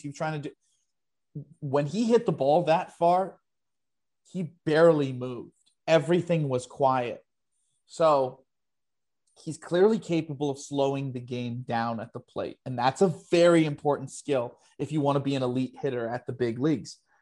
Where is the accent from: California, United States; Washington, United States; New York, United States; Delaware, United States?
New York, United States; I'm New Yorker through and through